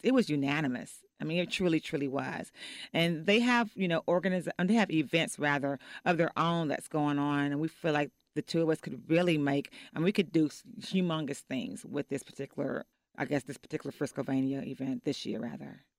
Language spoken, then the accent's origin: English; Fort Worth, Texas, United States; also born or lived in Oak Cliff, Texas; now in Dallas, United States; I'm from Fort Worth